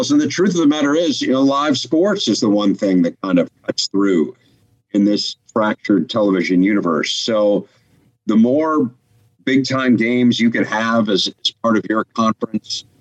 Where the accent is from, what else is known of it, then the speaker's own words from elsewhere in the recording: Midwest, United States; growing up in the Midwest and, and being a college sports fan since literally I was six years old